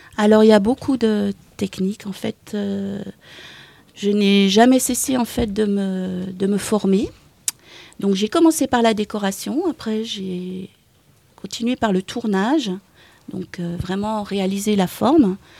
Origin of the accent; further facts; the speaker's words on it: the East, near Dijon, Bourgogne-Franche-Comté, France; moved away as an adult; now in Pont-Scorff, France; je suis née dans l'Est, à côté de Dijon